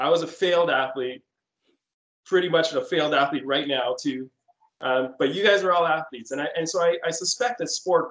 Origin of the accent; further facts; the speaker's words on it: Toronto, Ontario, Canada; also born or lived in London, Ontario; now in Windsor, Canada; I grew up in Scarborough, Toronto, Ontario